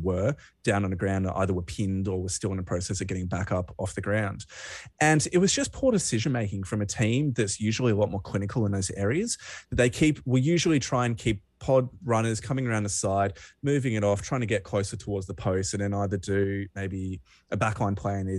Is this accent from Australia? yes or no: yes; Australia; It's really hard as an Australian rugby fan